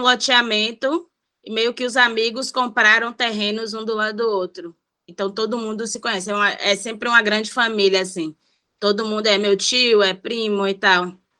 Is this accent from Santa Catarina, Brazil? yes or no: no; Salvador, Bahia, Brazil; eu sou do Nordeste de Amaralina. Eu nasci lá